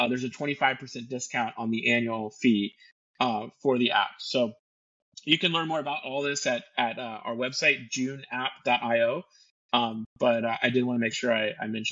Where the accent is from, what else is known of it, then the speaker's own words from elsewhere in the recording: Florida, United States; I'm from Florida, born and raised in Florida